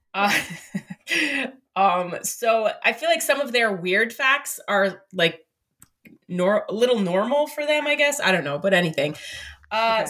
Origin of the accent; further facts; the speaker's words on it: Hackettstown, New Jersey, United States; it's not where I was born, but I would say it's my hometown, Hackettstown, New Jersey.